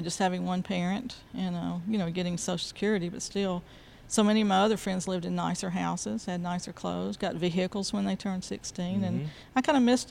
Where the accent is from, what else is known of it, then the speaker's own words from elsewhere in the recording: Montgomery, Alabama, United States; I grew up in Montgomery, so I've been here all my life